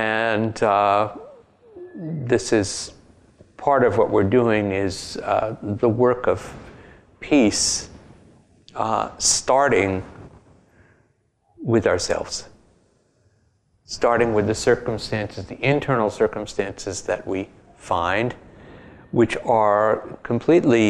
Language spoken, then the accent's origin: English; New York City, New York, United States; moved away as an adult; now in Berkeley, United States; at heart and in fact, I'm from Brooklyn.